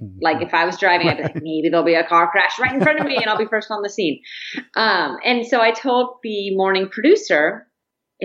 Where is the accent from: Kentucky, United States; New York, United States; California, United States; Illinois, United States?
California, United States; San Diego; moved away as an adult; also born or lived in Nashville, Tennessee / Greenville, Mississippi / Bend, Oregon; my hometown of San Diego.